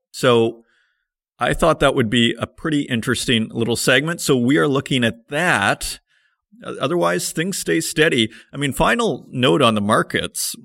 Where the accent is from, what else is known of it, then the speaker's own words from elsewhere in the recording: Saskatoon, Saskatchewan, Canada; Saskatoon, Saskatchewan, my hometown